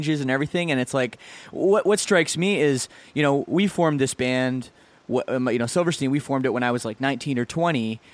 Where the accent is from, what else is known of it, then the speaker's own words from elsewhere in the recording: Burlington, Ontario, Canada; We're from the same suburban town of about 100,000, Burlington, Ontario